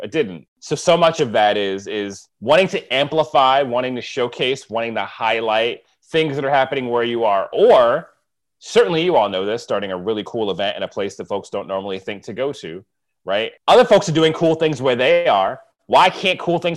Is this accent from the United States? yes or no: yes; United States; moved away; I'm from the East Coast of America, and I grew outside of New York